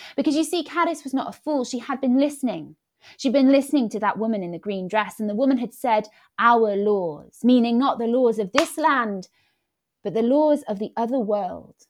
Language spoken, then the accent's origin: English; Wales, United Kingdom; first language Welsh and English; moved away as an adult; also born or lived in Birmingham; I grew up in Wales. I grew up speaking Welsh and English